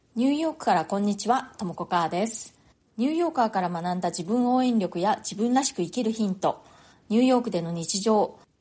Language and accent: Japanese; Japan; moved away as an adult; now in New York, United States; 私は日本で生まれ育ったので